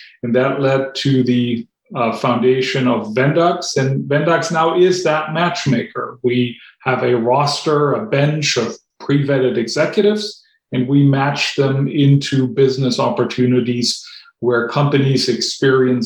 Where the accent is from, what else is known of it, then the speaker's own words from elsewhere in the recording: Germany; English is a second language; moved away as an adult; also born or lived in North Carolina; now in United States; I grew up in Germany, and when I was 16, I wanted to go abroad for a year and spend a year in North Carolina